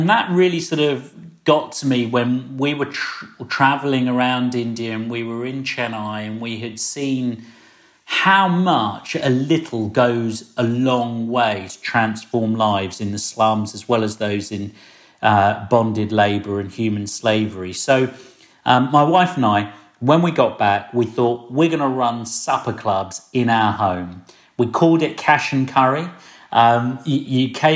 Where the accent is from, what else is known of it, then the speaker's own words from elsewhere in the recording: Slough, South East England, United Kingdom; I grew up in Britain in the 70s in a place called Slough. Lots of people have poked fun at Slough over the years. But I'm Slough born and bred and proud.